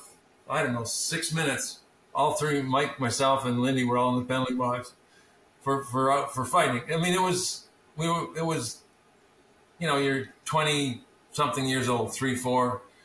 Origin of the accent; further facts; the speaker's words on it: Fort St. James, British Columbia, Canada; I grew up in Fort St. James, 2,200 people